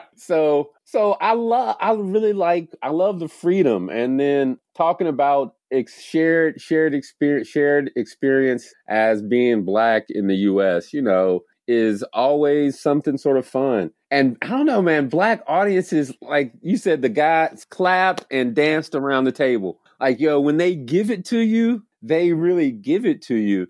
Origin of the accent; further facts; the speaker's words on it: the South, United States; moved away as an adult; also born or lived in Kenya; now in Ithaca, United States; I'm forty-four, I grew up in the South